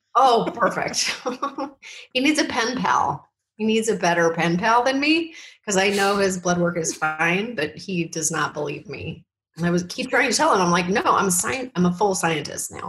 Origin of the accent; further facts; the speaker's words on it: Canada; moved away; we're from Canada